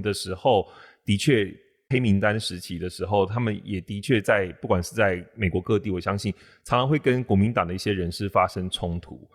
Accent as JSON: {"language": "Chinese", "country": "Taiwan", "said": "我们台湾人"}